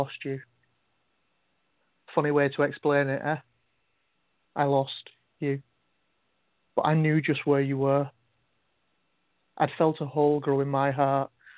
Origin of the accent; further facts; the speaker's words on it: England, United Kingdom; now in Wales, United Kingdom; I'm actually from England, but I'm in Wales now.